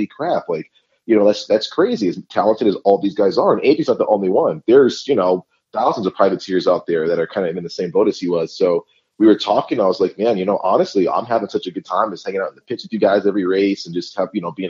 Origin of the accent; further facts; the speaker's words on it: New England, United States; I grew up in New England